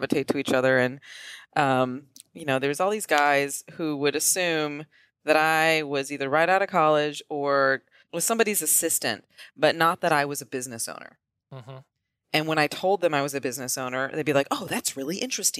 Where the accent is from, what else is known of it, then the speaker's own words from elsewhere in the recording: West Michigan, United States; moved away as an adult; also born or lived in Hollywood; I grew up in West Michigan